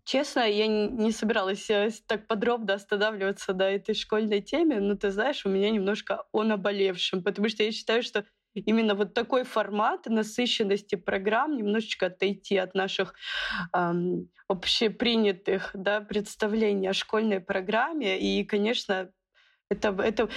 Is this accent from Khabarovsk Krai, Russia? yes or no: yes; Khabarovsk, Khabarovsk Krai, Russia; Я сама из Дальнего Востока, из города Хабаровска.